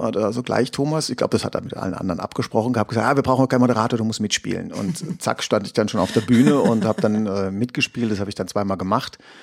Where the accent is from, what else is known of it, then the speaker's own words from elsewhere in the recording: Heidelberg, Baden-Württemberg, Germany; ich komme aus Heidelberg